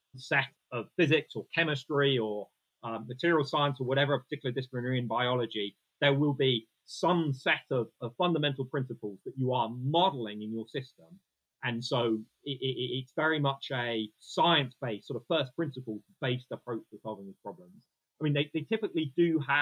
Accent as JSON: {"language": "English", "country": "United Kingdom", "said": "We're British"}